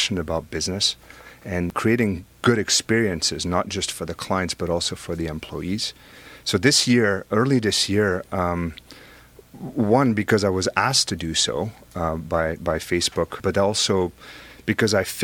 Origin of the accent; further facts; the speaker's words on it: Belgium; now in United States; I have an accent, right? I'm originally from Belgium